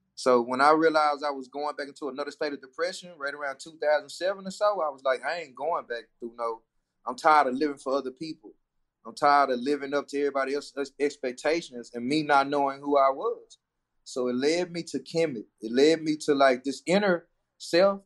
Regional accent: Dallas, Texas, United States; I'm from Dallas

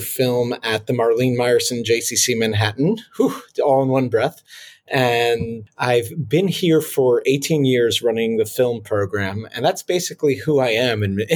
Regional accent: Israel; now in New York, United States; I was born in New York, then grew up in Israel, and have been back in New York for over 20 years.

